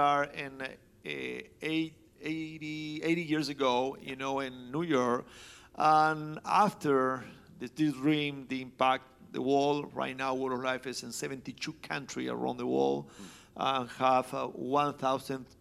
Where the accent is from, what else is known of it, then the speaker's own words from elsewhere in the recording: Argentina; Nancy and I from Argentina. We growing up in the context, in the Italian context